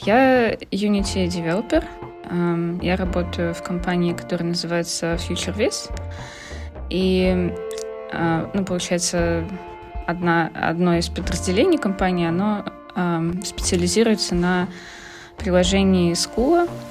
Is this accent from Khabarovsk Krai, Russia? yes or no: yes; Khabarovsk, Khabarovsk Krai, Russia; moved away as an adult; also born or lived in Saint Petersburg, Russia; now in Netherlands; Я переехала в Питер. Из Хабаровска училась я в Хабаровске. Это на Дальнем Востоке